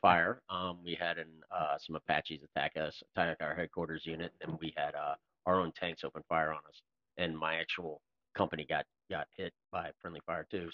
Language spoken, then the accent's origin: English; Florida, United States; I was from Florida